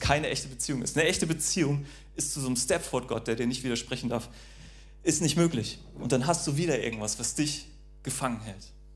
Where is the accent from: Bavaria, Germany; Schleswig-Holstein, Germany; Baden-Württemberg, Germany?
Schleswig-Holstein, Germany; North Sea coast, North Frisia; ich bin ja an der Nordsee aufgewachsen